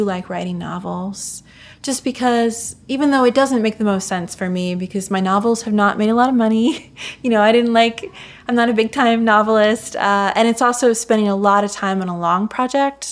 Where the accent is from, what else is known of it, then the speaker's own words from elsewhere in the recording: Mansfield, Ohio, United States; I grew up in Mansfield, Ohio, which is the home of the Shawshank Redemption